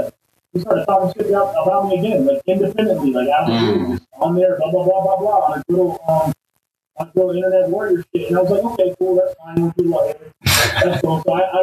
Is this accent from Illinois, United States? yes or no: no; Arizona, United States; now in Los Angeles, United States; I'm from Arizona, man